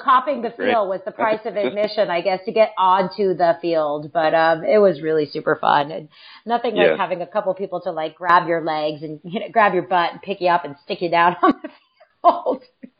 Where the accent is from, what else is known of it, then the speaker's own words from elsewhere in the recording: West Coast, United States; moved away as an adult; now in East Coast, United States; I'm originally from the West Coast.